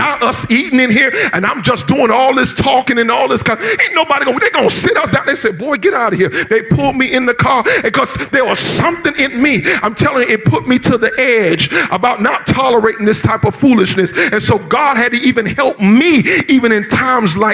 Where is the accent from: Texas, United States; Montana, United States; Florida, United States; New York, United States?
Florida, United States; South; I grew up in South Florida, and I grew up during the South Florida riots